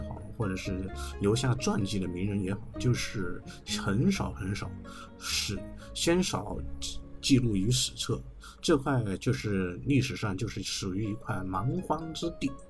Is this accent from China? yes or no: yes; Chenzhou, Hunan, China; moved away as an adult; now in Beijing, China; 我就说要回到我的老家湖南。我暂时聊一下湖南，但我还没有回到我的老家郴州，或者是我的祖籍是耒阳人，